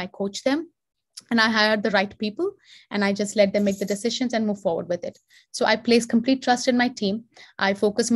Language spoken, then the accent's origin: English; Hyderabad, Telangana, India; moved away as an adult; now in United States; I am from Hyderabad. I've done all of my education there. I moved to the US in 2005.